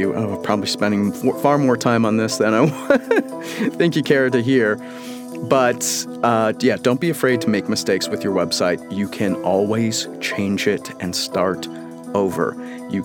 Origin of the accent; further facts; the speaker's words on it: Washington, United States; my home state, Washington